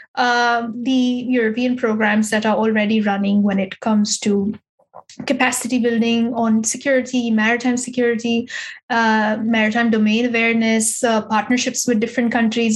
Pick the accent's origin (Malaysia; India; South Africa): India; now in Berlin, Germany; as an as an Indian